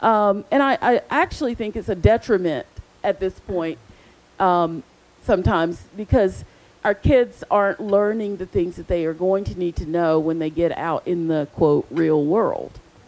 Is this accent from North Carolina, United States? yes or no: yes; Charlotte, North Carolina, United States; because I grew up in Charlotte, I would go to our local agency